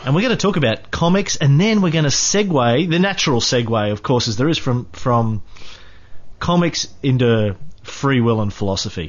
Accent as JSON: {"language": "English", "region": "country Queensland", "country": "Australia", "tie": "born or raised there", "said": "I grew up in um, country Queensland"}